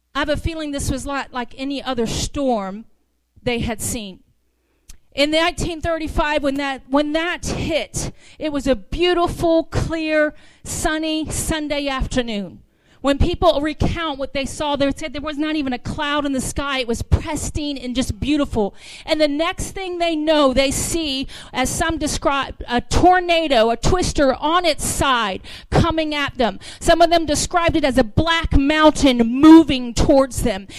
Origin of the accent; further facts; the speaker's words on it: the South, United States; accent: southern; I am from the south